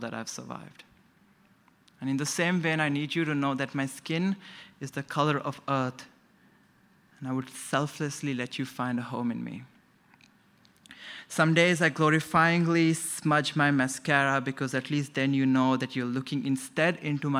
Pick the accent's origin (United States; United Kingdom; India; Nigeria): India; now in Brisbane, Australia; I am assigned Indian at birth